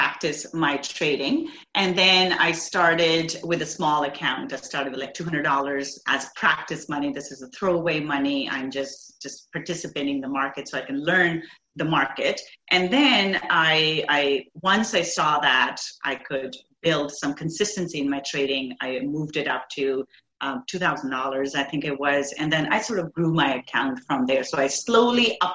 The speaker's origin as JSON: {"language": "English", "country": "India", "tie": "born or raised there", "moved": "yes", "lives_now": "Canada", "said": "So I grew up in India. I moved to Canada 20 years ago."}